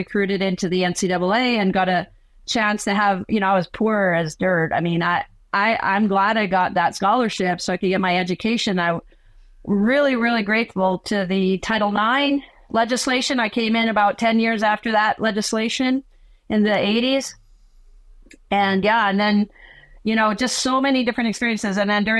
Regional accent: Canada; also born or lived in South America; even though I live in Canada, I'm Canadian, I started out in South America, and I was a daughter of missionary religious Bible translators

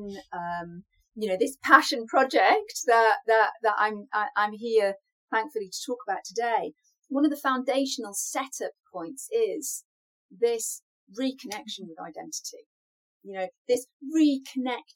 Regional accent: United Kingdom; I'm British, so of course I'm a tea drinker

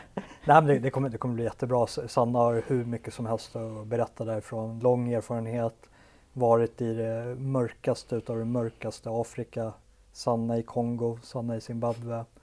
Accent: Sweden; i Sverige än när jag själv växte upp på åttiotalet

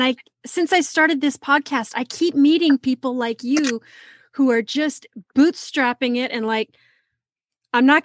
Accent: California, United States; I'm from California

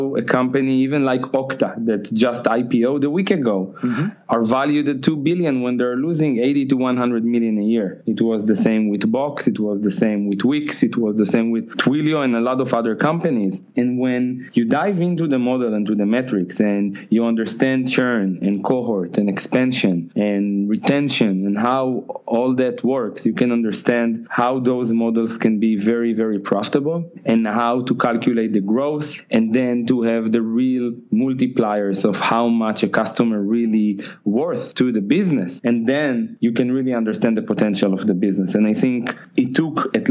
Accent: Tel Aviv, Tel Aviv District, Israel; I'm from Israel, from Tel Aviv.

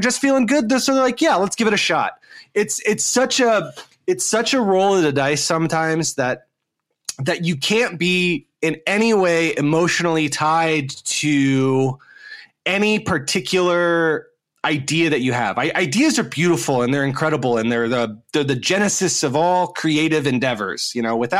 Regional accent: Dayton, Ohio, United States; I grew up in the Midwest here in the United States, in this small town called Dayton, Ohio

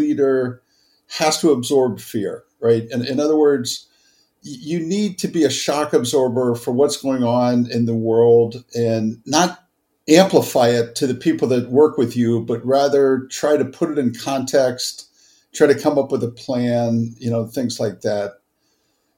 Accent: Cincinnati, Ohio, United States; I grew up in Cincinnati, Ohio

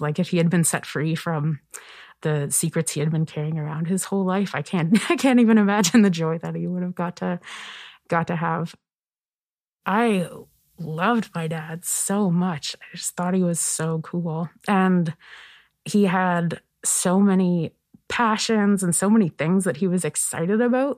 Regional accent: Kingston, Nova Scotia, Canada; moved away as an adult; also born or lived in Toronto; I'm from Kingston, Nova Scotia. It's where I grew up. It's a village in the Annapolis Valley

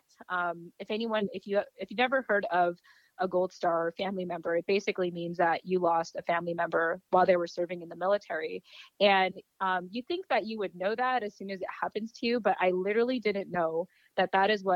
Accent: California, United States; also born or lived in Yokosuka, Japan / San Diego; I lived in California for 20 years

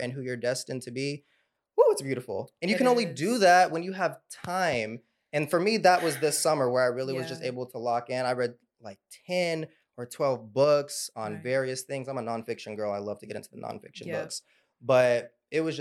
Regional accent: North Little Rock, Arkansas, United States; my hometown, North Little Rock, Arkansas

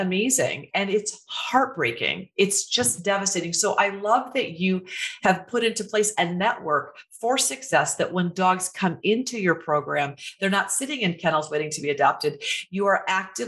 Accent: Waterloo, Iowa, United States; moved away; I just went home. I'm from Iowa. I went home 10 days ago to my little hometown

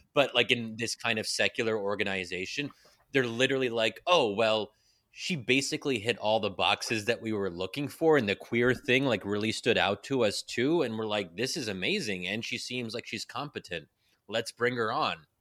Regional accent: Pennsylvania, United States; I'm born and raised in Pennsylvania

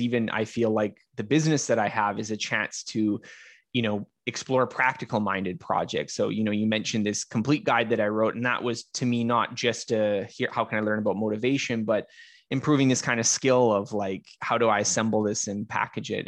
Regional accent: Canada; I'm Canadian

